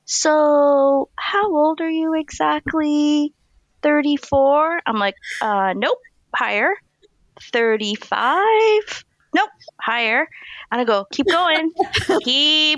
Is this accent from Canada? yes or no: yes; Montreal, Quebec, Canada; now in Toronto, Canada; I'm originally from Montreal